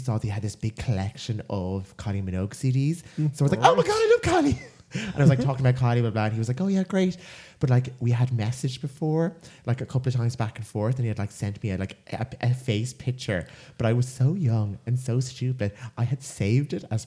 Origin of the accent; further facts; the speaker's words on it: Ireland; accent: Irish; now in London, United Kingdom; the Irish accent